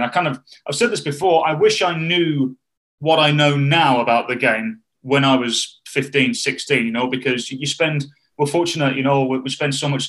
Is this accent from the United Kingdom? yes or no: yes; United Kingdom; And I don't even think it was because I'm British. And also, by the way, David, just because we're British